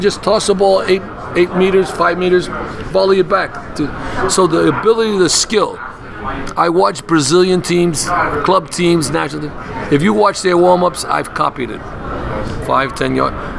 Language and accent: English; New York City, New York, United States; also born or lived in Long Island; born and raised in the Bronx, Long Island